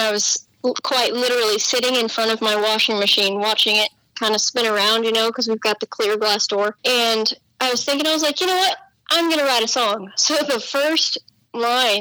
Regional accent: Pea Green, Colorado, United States; moved away as an adult; now in New Braunfels, United States; I currently call home New Braunfels, Texas, but I hail from Pea Green, Colorado

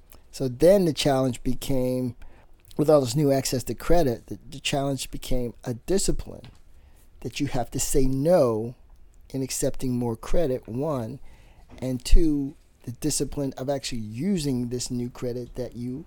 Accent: Baltimore, Maryland, United States; born and raised in Baltimore

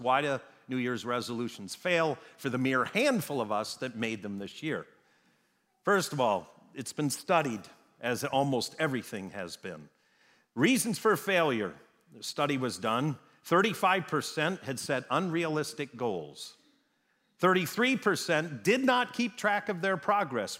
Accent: Wisconsin, United States; moved away; I grew up in Wisconsin

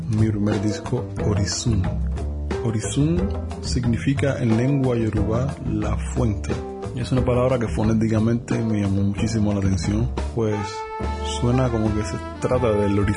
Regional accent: Cuba; now in France; viviendo más de 10 años fuera de Cuba, en Francia

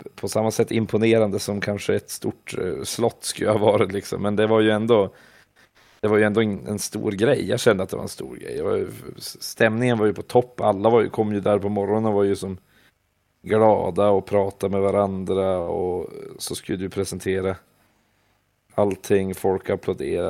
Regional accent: Vilhelmina, Västerbotten County, Sweden; moved away; also born or lived in Umeå; innan dess hade jag ju bara spelat med kompisarna där hemma i Vilhelmina

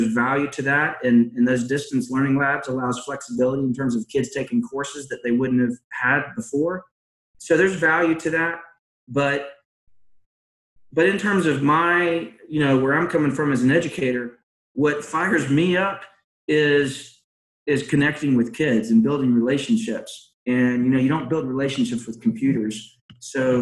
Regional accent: Georgia, United States; also born or lived in Philadelphia, Pennsylvania; I was born in Philadelphia, grew up, went to high school in Georgia

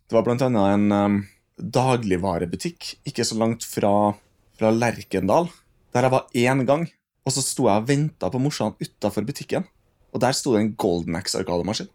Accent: Trondheim, Trøndelag, Norway; Der hvor jeg vokste opp, på Saupstad

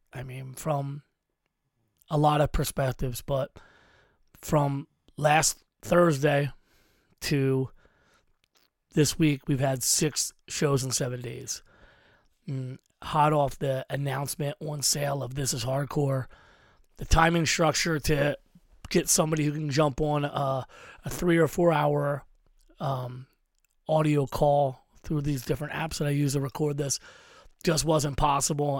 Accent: Philadelphia, Pennsylvania, United States; we're from Philadelphia

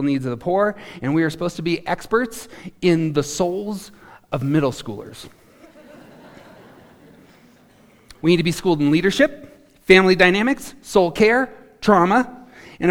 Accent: Carbondale, Colorado, United States; now in Greeley, United States; But I'm from Carbondale. And I came to faith in Carbondale. And I became a man in Carbondale

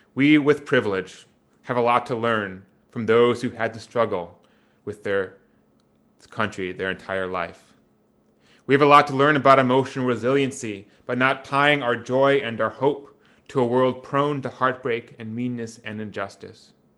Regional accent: Wisconsin, United States; my hometown in Wisconsin

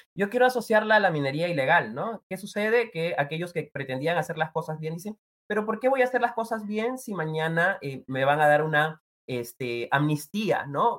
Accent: Peru; todos somos peruanos y peruanas

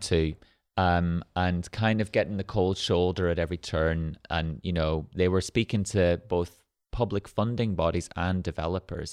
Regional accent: Ireland; moved away as an adult; now in Manchester, United Kingdom; where we grew up in Ireland, there were no galleries or museums

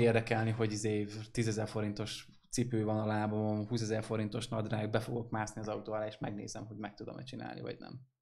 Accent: Hungary; Vidékiek vagyunk

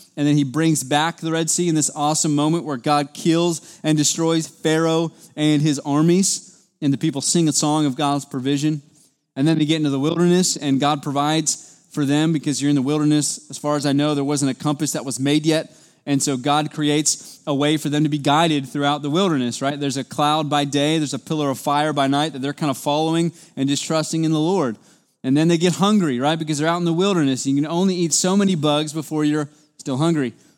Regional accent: United States; as an American in two thousand twenty-two

